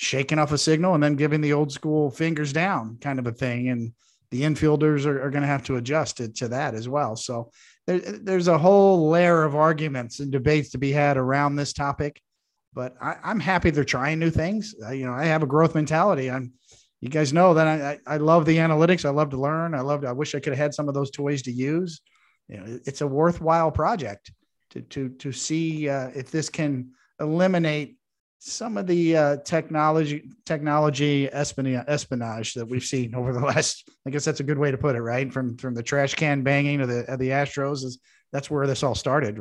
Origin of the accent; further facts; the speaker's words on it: Kansas, United States; when I grew up in Kansas